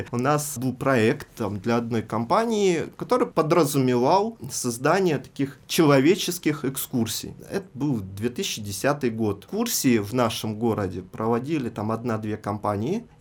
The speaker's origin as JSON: {"language": "Russian", "town": "Rostov-on-Don", "region": "Rostov Oblast", "country": "Russia", "tie": "born or raised there", "also_born_or_lived": "Belarus", "said": "Я родился в Беларуси, но э, с нуля лет живу в Ростове."}